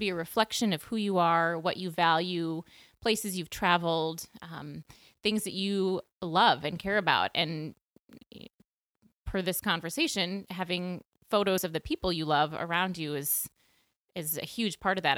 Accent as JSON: {"language": "English", "town": "Minneapolis", "region": "Minnesota", "country": "United States", "tie": "born or raised there", "also_born_or_lived": "Montana / Peoria, Illinois", "moved": "as an adult", "said": "back to Minneapolis, my hometown where I grew up."}